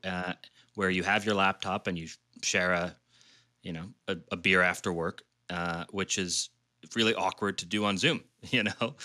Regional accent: Washington, District of Columbia, United States; I grew up in D C

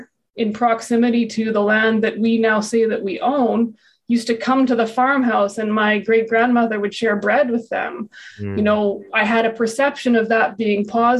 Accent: Brandon, Manitoba, Canada; also born or lived in Winnipeg, Manitoba; I'm, you know, born and raised in Brandon, educated there, and then moved to the big city in Winnipeg

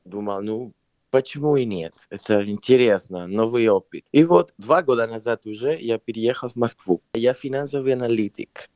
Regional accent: Lima, Peru; Russian is a second language; also born or lived in Barcelona, Spain / London, United Kingdom; now in Moscow, Russia; Я родился в Перу, в Лима, но я переехал в Испанию, может быть, уже 20 лет назад

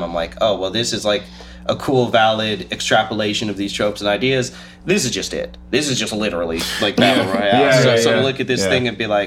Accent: the Bay Area, California, United States; now in Los Angeles, United States; I'm from the Bay Area

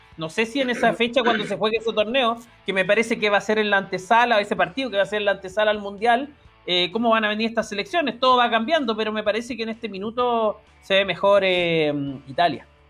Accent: Chile; como chileno

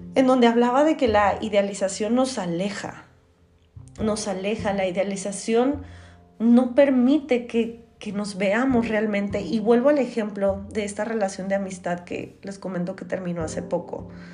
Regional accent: Tijuana, Baja California, Mexico; Yo soy de Tijuana

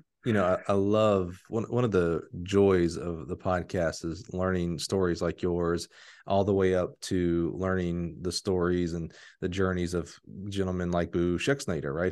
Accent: Alabama, United States; I'm from Alabama

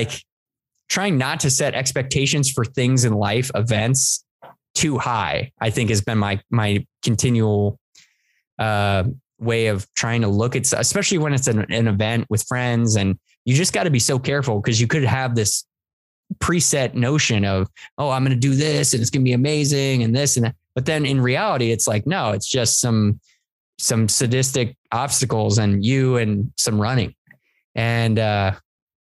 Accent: East Coast, United States; also born or lived in Virginia; now in San Diego, United States; I'm from the East Coast.

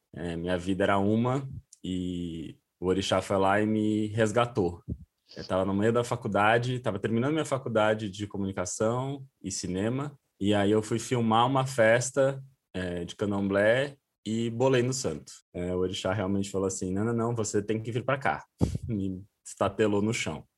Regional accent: São Paulo, Brazil; fui criado em São Paulo

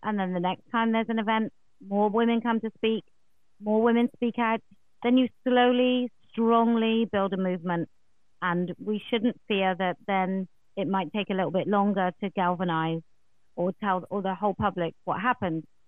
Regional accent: England, United Kingdom; as a an English woman

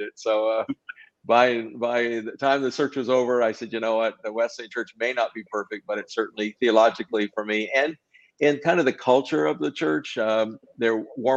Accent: New Brunswick, Canada; was born in New Brunswick, Canada. My family's all from that area, Prince Edward Island, Nova Scotia, New Brunswick

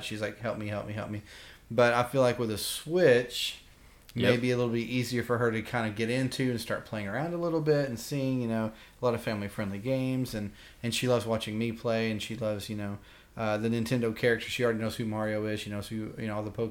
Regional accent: the South, United States; now in Kentucky, United States; Where I grew up in the South

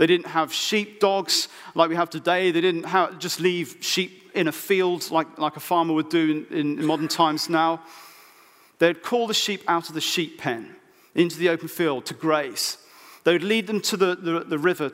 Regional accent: Oxfordshire, South East England, United Kingdom; I was brought up in Oxfordshire, so my parents live literally 10 minutes away from farms and things

